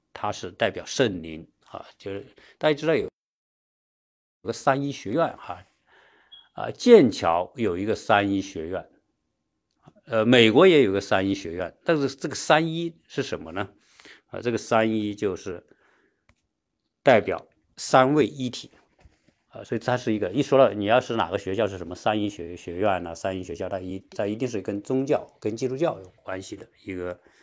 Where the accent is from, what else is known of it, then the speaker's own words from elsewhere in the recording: China; 我们国内的很多人啊，或者我们中国人吧